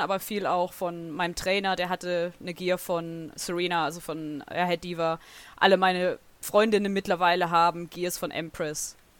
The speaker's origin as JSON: {"language": "German", "region": "Southern Germany", "country": "Germany", "said": "Ich komme aus Süddeutschland"}